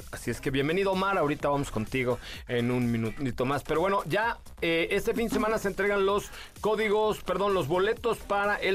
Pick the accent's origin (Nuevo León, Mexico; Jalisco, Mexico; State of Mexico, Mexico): State of Mexico, Mexico; Zacazonapan; En el Estado de México nací. ¿Te sabes esa? Yo soy de Zacazonapan, donde crecí ya no sé más.